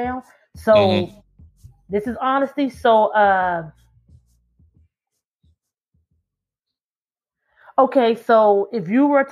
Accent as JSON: {"language": "English", "country": "United States", "said": "We're here, we're American"}